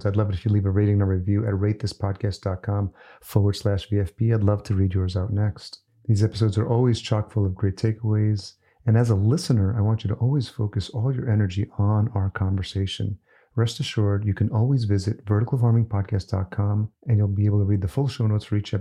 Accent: New York, United States; also born or lived in El Salvador / Los Angeles, United States; now in Minneapolis, United States; I moved here in 2019, but I grew up in New York. I was born in El Salvador, so... I came here when I was a year old

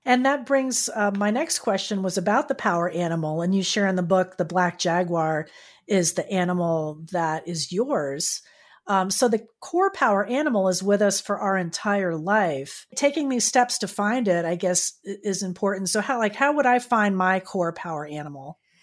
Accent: Florida, United States; I'm from Florida

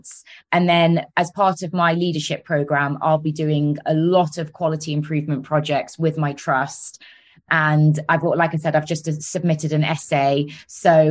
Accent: Solihull, West Midlands, United Kingdom; accent: Brummie; now in London, United Kingdom; I'm actually from Solihull, which is near Birmingham.

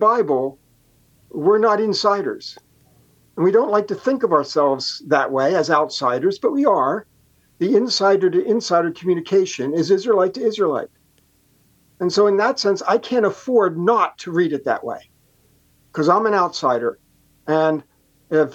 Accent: United States; As an American

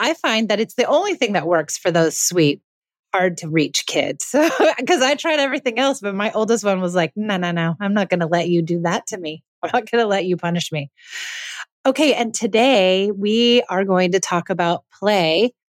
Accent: Los Angeles, California, United States; And we're both from Los Angeles, so it's nice to get away.

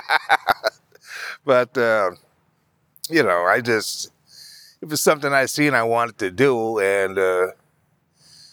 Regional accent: Madison, Wisconsin, United States; I'm from Wisconsin, you know, from Madison.

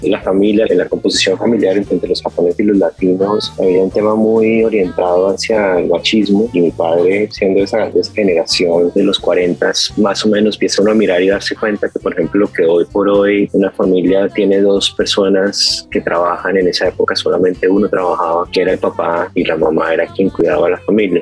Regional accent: Colombia; moved away

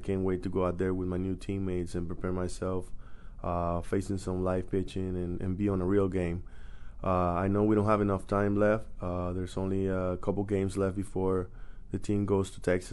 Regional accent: Venezuela; moved away as an adult; my hometown in Venezuela

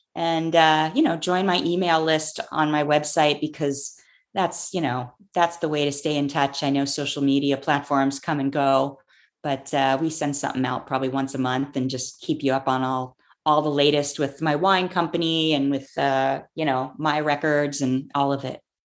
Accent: Clearwater, Florida, United States; born or raised there

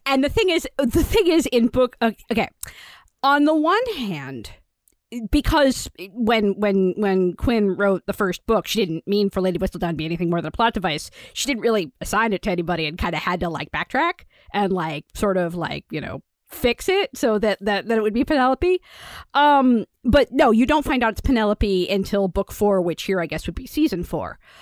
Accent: United States; As an American

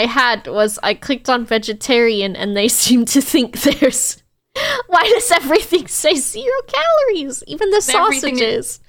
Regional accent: United States; especially as an American

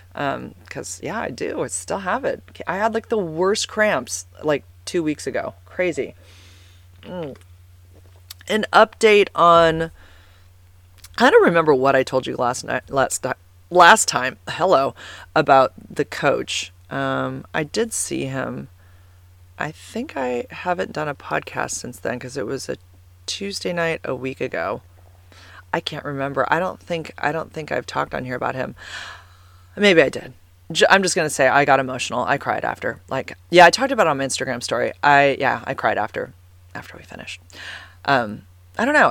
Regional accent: San Carlos, California, United States; I grew up in San Carlos, and I went to this school called White Oaks

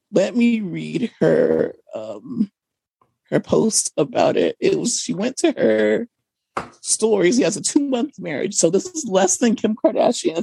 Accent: United States; as an American person

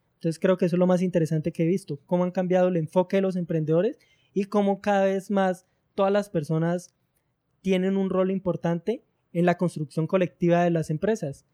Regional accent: Girardot, Cundinamarca, Colombia; soy de una ciudad llamada Girardot, que está ubicada en el centro de, Colombia.

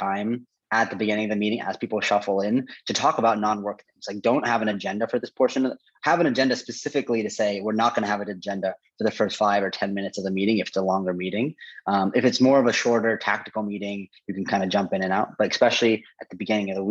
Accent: Portland, Oregon, United States; also born or lived in Gainesville, Florida; the majority of my formative life before college, all in Portland, Oregon. So grew up there. I associate Portland with like my hometown

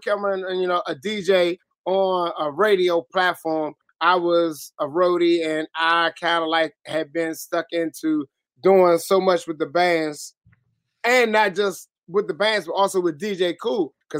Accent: Washington, District of Columbia, United States; I'm from Southeast, too. Southeast, D.C. Congress Park boy, Malcolm X, Green. Come on, man. It's born and raised.

